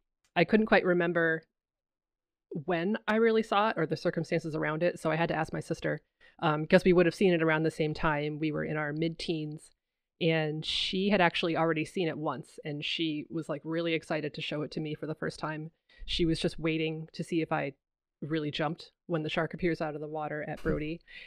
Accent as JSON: {"language": "English", "region": "Massachusetts", "country": "United States", "said": "So, you know, I'm from Massachusetts and the East Coast is very familiar."}